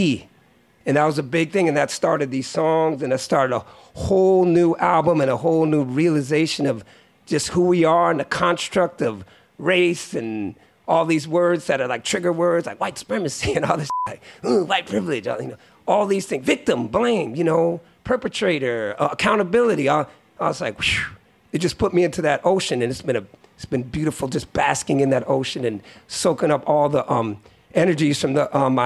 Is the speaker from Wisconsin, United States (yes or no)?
no; Bay Area, California, United States; growing up in the Bay Area